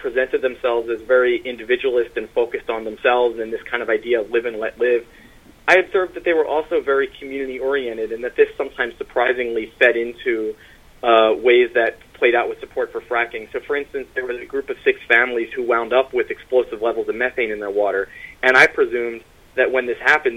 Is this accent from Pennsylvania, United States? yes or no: yes; Pennsylvania, United States; now in New York, United States; I'm from southeastern Pennsylvania outside of Philadelphia